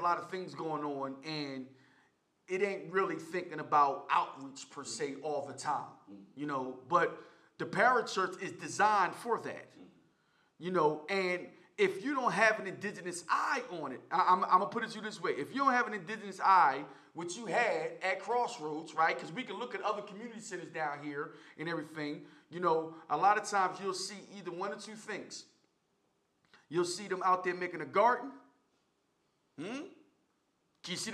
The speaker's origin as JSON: {"language": "English", "town": "Philadelphia", "region": "Pennsylvania", "country": "United States", "said": "we are from North Philly"}